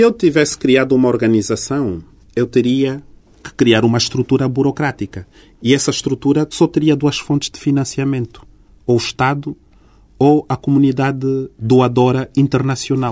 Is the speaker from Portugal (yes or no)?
no; Angola; estou a agir para o bem do meu país e para o bem do meu povo e tenho uma relação de grande carinho e de grande interesse como angolano